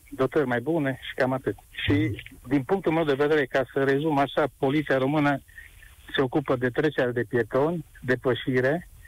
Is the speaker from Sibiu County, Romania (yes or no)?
yes; Mediaș, Sibiu County, Romania; eu sunt din Mediaș, în zona și Mediașului